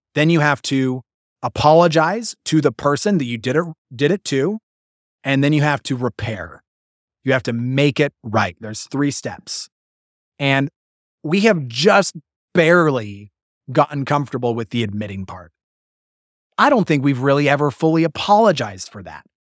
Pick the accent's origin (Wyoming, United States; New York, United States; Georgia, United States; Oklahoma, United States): Wyoming, United States; moved away; I'm taught this as a little polygamous, Mormon polygamous boy growing up in Wyoming